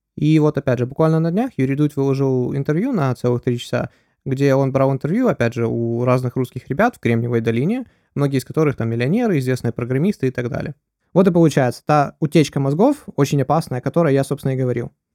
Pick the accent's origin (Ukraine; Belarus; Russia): Ukraine; я с Украины